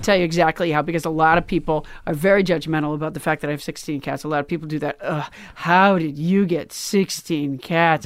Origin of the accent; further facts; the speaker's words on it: Sudbury, Massachusetts, United States; also born or lived in Alabama; I was from Sudbury, Massachusetts